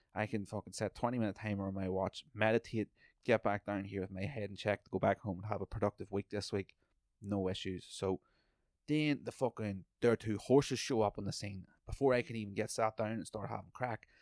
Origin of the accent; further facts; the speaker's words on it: Ireland; also born or lived in British Columbia; now in Canada; I come from Ireland